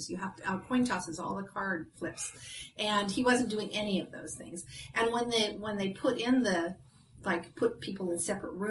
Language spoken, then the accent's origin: English; Ireland; well, I'm Irish, so